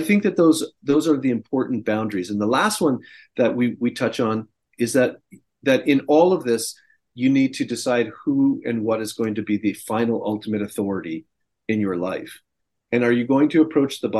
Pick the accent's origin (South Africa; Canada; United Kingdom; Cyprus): Canada; moved away as an adult; now in United States; I'm an expat, I'm a Canadian living in the United States, and I've been down here now for, I think, 18 years